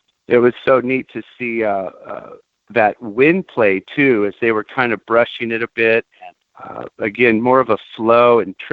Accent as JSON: {"language": "English", "town": "Santa Barbara", "region": "California", "country": "United States", "tie": "born or raised there", "said": "growing up in Santa Barbara"}